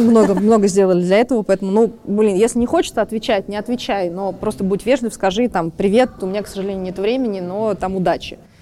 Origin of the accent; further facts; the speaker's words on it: Saint Petersburg, Russia; Петербург, мой родной город